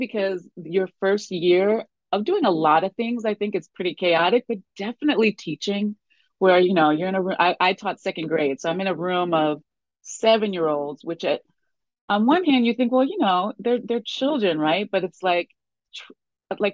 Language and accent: English; Westchester County, New York, United States; also born or lived in Spain; I grew up outside of New York City. I grew up in Westchester County